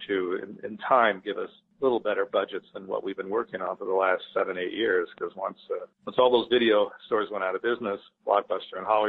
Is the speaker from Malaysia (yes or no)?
no; Italy; moved away; I grew up in Italy